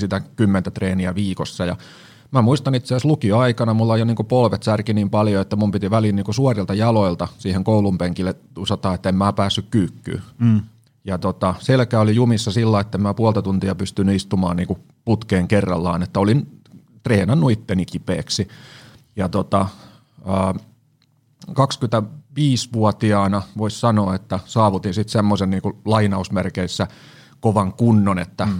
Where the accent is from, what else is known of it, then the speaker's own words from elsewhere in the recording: Siikainen, Satakunta, Finland; moved away as an adult; now in Helsinki, Finland; mä siis Siikasista maatalosta kotosin